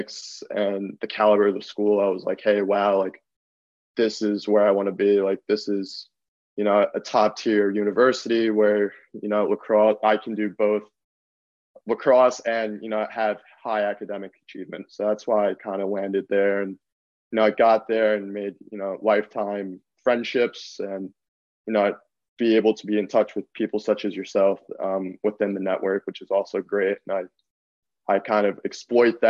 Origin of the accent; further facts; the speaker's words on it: Long Island, New York, United States; growing up on Long Island